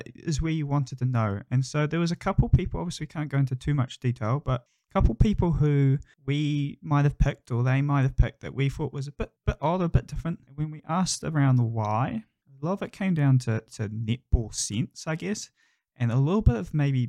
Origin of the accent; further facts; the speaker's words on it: New Zealand; accent: New Zealand English; we speak New Zealand English here